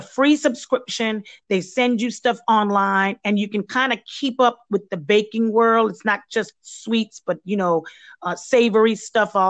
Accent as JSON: {"language": "English", "country": "Belize", "moved": "yes", "said": "my background is not American, and I haven't ventured yet into doing any of the treats that come from my home country is Belize."}